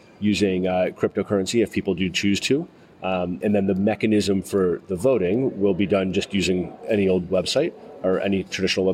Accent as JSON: {"language": "English", "country": "United States", "said": "I'm an American here"}